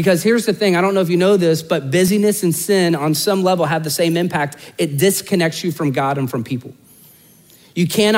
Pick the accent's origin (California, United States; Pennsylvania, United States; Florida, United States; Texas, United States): Florida, United States; Orlando; I'm born and raised in Orlando